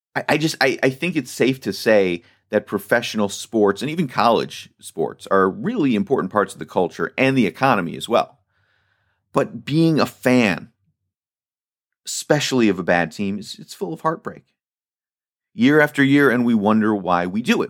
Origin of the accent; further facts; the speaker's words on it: Washington, District of Columbia, United States; also born or lived in California; now in Baltimore, United States; I grew up in Washington, D C.